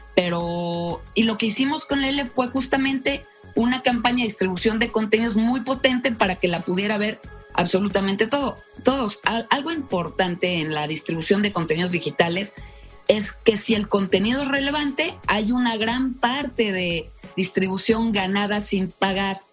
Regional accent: Yucatán, Mexico; also born or lived in Mexico City; now in Querétaro, Mexico; soy de Yucatán, viví mucho tiempo en México y eh, hace como 25 años me vine a Querétaro

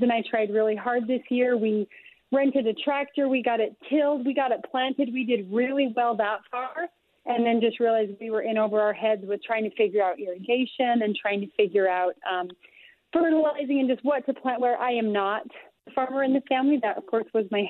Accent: North Ogden, Utah, United States; It's my hometown of North Ogden.

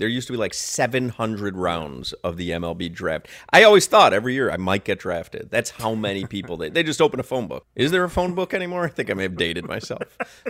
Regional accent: Highland Park, Illinois, United States; I grew up in Highland Park, Illinois

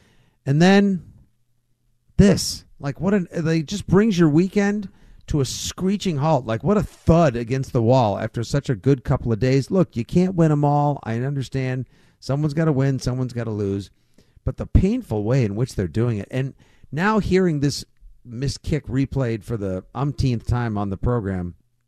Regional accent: Braintree, Massachusetts, United States; Paul in my hometown of Braintree.

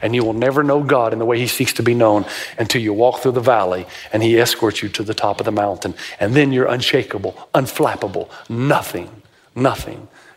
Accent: Tennessee, United States; I grew up in Tennessee

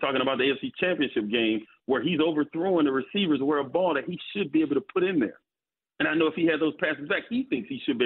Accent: Florida, United States; moved away; I grew up in Florida

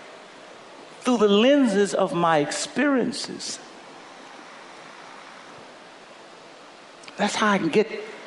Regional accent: Louisiana, United States; I grew up in Louisiana

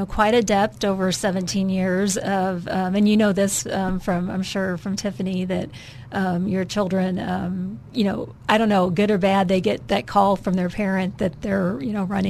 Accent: Wisconsin, United States; now in Arkansas, United States; From Wisconsin.

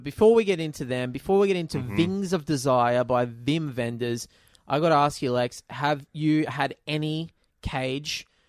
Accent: Australia

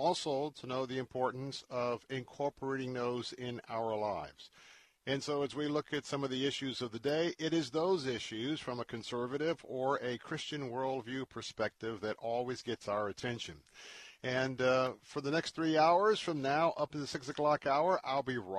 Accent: the South, United States; also born or lived in Tampa, Florida; growing up in the South and having half of my relatives from the Deep South and Southeast Georgia

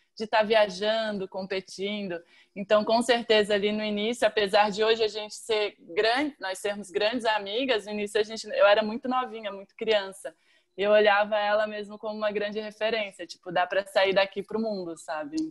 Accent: Florianópolis, Santa Catarina, Brazil; eu venho da Barra da Lagoa

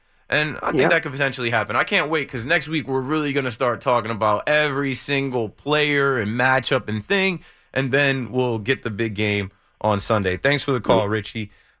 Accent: New Jersey, United States; I grew up in Monmouth County, South Jersey.

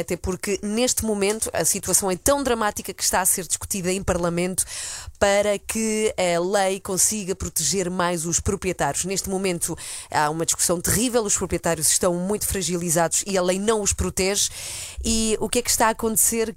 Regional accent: Spain; now in Portugal; eu nasci e cresci em Espanha, vivi lá é, bastantes anos

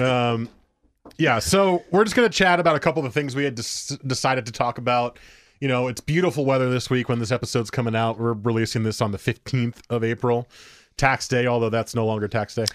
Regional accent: Beaverton, Oregon, United States; I was from Beaverton

